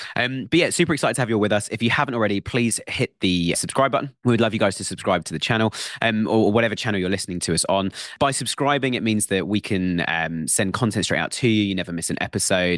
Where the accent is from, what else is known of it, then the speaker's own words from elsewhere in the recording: United Kingdom; It's part of being British and it's in our blood.